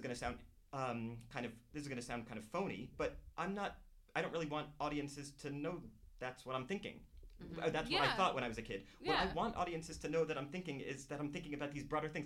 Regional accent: New Jersey, United States; I grew up in New Jersey, and there were not people from other places, really

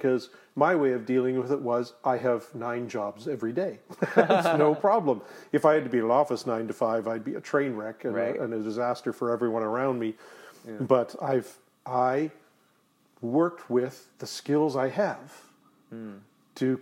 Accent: Delta, British Columbia, Canada; In Delta, North Delta

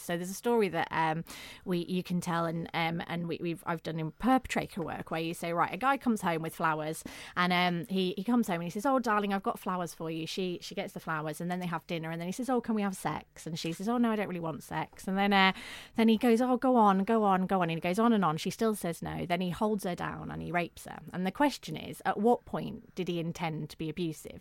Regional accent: the north of England, United Kingdom; accent: northern; I'd grown grown up in, in the north of England, you may be able to tell from my accent

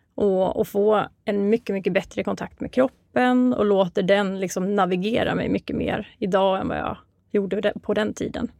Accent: Mora, Dalarna County, Sweden; moved away as an adult; also born or lived in Uppsala; now in Stockholm, Sweden; Jag kommer ursprungligen ifrån Mora i Dalarna

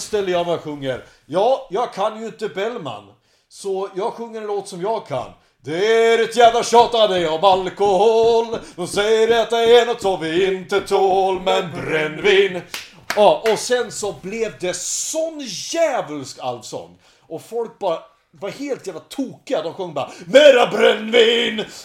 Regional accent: Hudiksvall, Gävleborg County, Sweden; moved away as an adult; also born or lived in Uppsala; i Hälsingland så hade vi inte så mycket att göra förutom att supa och knulla

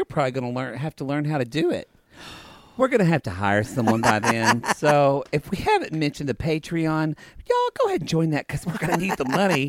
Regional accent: the South, United States; We do come from the South.

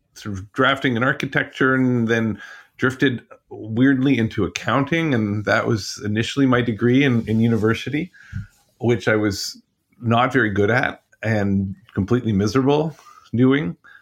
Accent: Ottawa, Ontario, Canada; moved away; I grew up in Canada, all over Eastern Ontario, eventually in Ottawa

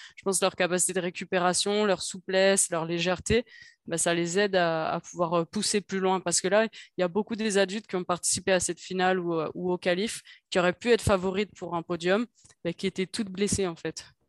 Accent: Paris, Île-de-France, France; en tant que parisienne

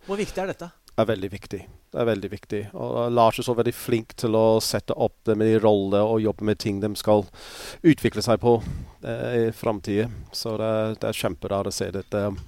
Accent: Pontypridd, Wales, United Kingdom; born there; also born or lived in Scotland / St Helena; jeg er født i Pontypris, så flyttet jeg til eh, Skottland eh, i ett og et halvt år. Og så flyttet jeg til en øye som heter St. Helene.

